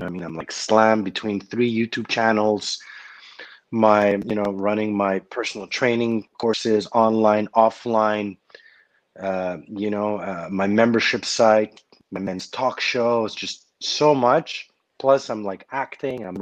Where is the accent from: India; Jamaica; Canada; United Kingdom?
Canada; Montreal, Quebec; I grew up in Park X